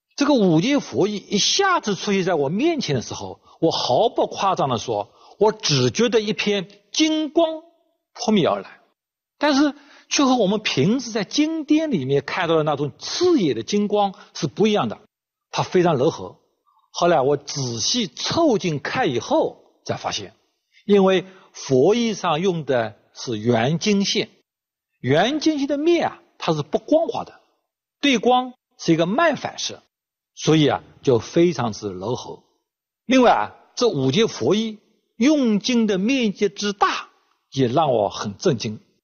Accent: China; 我们中国人最喜欢的颜色

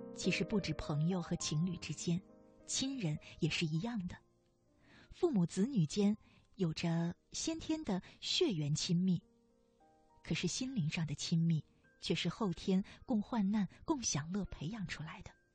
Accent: China; 我们中国人

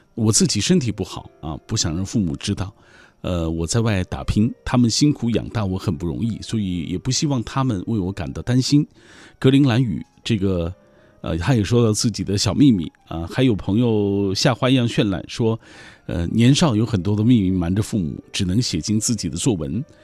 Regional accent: China; 我们中国人最喜欢做的就是报喜不报忧啊

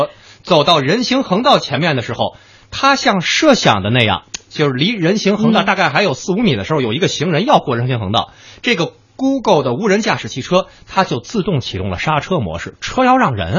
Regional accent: Beijing, China; also born or lived in Shenyang; 我作为北京人有那种方向控

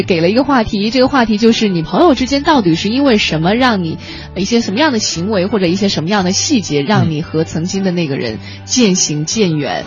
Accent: southern China, China; now in Beijing, China; 像我们很多，尤其是南方的人

